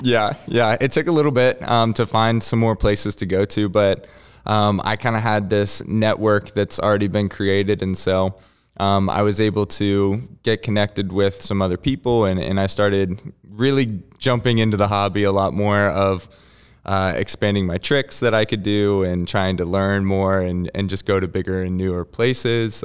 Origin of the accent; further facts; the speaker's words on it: West Virginia, United States; I grew up in West Virginia